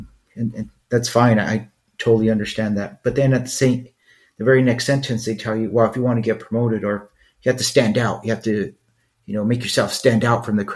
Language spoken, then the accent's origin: English; Los Angeles, California, United States; moved away; growing up in East LA.